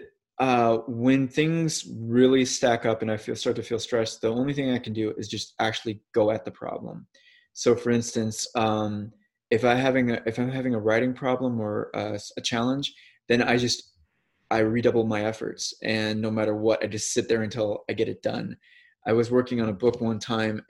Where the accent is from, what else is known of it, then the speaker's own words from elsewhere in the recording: St. Louis, Missouri, United States; moved away as an adult; I'm from St. Louis, Missouri